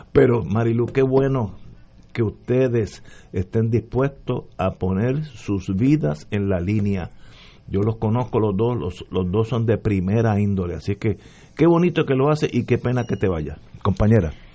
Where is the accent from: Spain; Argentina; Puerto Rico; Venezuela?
Puerto Rico; Soy puertorriqueño, aunque hubiera nacido en la luna, somos puertorriqueños